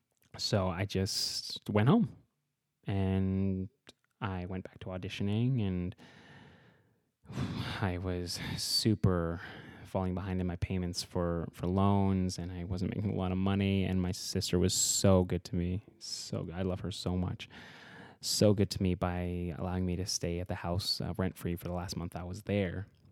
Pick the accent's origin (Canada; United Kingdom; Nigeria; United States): Canada; Edmonton, Alberta; now in Vancouver, Canada; I'm from Edmonton, Alberta, and I just moved to Vancouver